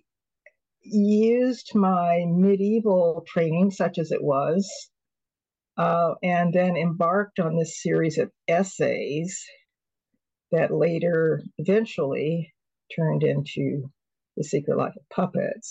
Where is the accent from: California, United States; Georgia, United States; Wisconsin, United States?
California, United States; also born or lived in Toronto / Cambridge, Massachusetts / Hawaii; as a Californian.